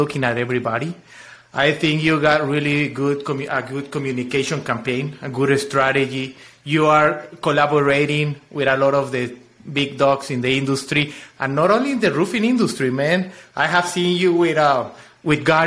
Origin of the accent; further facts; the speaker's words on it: Chiapas, Mexico; English is a second language; moved away as an adult; also born or lived in Mexico City; now in Austin, United States; But I am from the south. From Mexico, I am from Chiapas